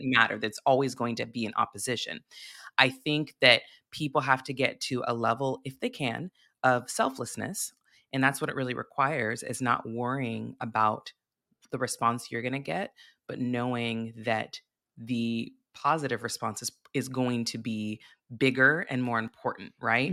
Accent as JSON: {"language": "English", "town": "Santa Barbara", "region": "California", "country": "United States", "tie": "born or raised there", "said": "I grew up in Santa Barbara, California"}